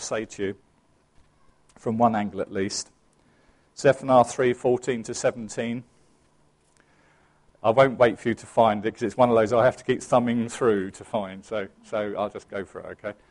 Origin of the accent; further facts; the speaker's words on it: England, United Kingdom; I am English